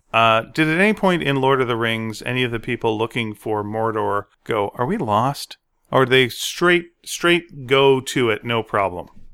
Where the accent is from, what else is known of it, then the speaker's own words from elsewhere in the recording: Montreal, Quebec, Canada; I'm from Montreal